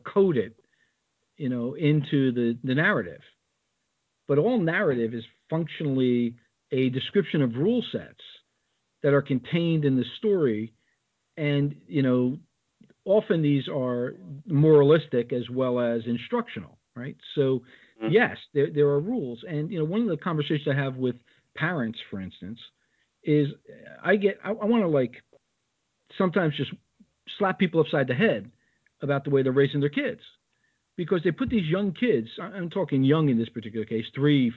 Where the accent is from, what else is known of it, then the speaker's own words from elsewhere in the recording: New Jersey, United States; I am from the East Coast. I'm not a West Coast guy, and specifically from the heart of New Jersey